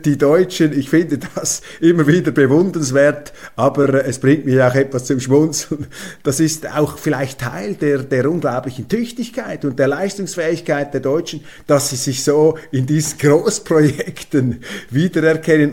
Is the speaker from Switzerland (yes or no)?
yes; Switzerland; bei uns in der Schweiz